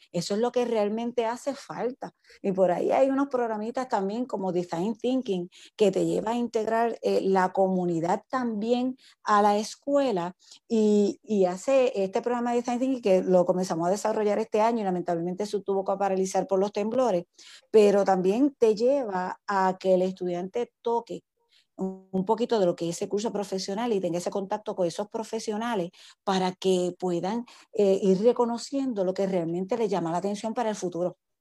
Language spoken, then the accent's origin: Spanish; Guayanilla, Puerto Rico; yo soy candidata para la legislatura municipal de nuestro pueblo. Eh, estoy aquí para, para, para, trabajar por mi pueblo